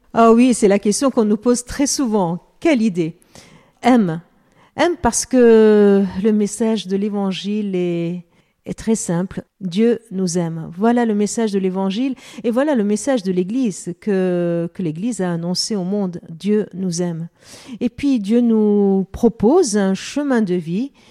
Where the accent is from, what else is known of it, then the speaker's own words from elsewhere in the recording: Lebanon; now in France; je suis d'origine arménienne, mm. je suis née au Liban